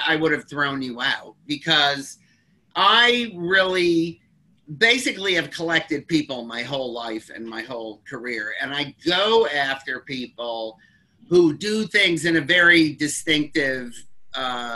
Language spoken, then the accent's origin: English; Detroit, Michigan, United States; I grew up in Detroit when Motown was coming up